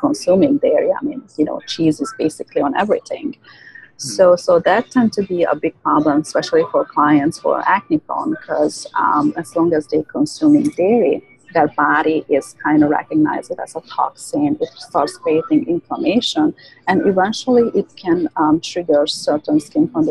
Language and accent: English; Hungary; moved away; I was born and raised in Hungary